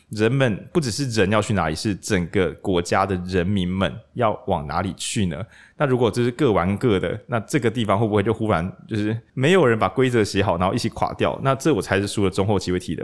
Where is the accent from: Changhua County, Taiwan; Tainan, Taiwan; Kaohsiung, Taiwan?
Changhua County, Taiwan; 因为我长话人